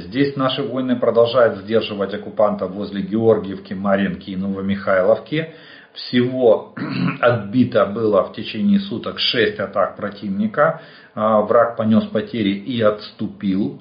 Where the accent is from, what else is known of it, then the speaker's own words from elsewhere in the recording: Ukraine; мы из Украины